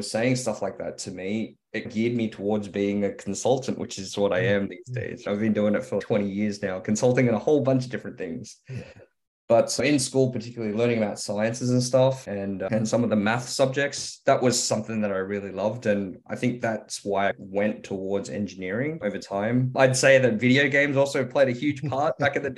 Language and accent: English; Sydney, New South Wales, Australia; also born or lived in Hong Kong; came here when I was 2 years old, grew up here and grew up in Ermington